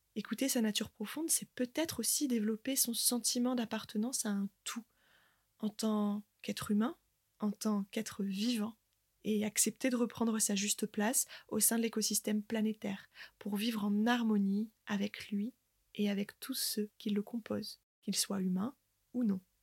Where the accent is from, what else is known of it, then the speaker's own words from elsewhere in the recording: Côte d'Opale, Hauts-de-France, France; moved away; j'ai fait le choix, avec ma famille, de revenir vivre sur ma terre natale, la Côte d'Opale